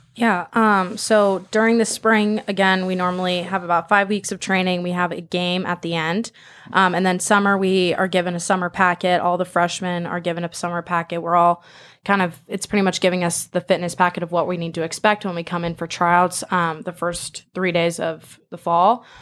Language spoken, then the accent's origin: English; Manhattan Beach, California, United States; moved away; I'm originally from Manhattan Beach